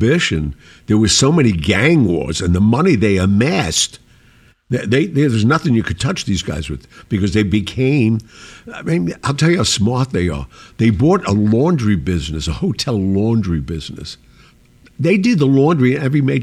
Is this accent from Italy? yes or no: yes; Sicily, Italy; I'm from Sicily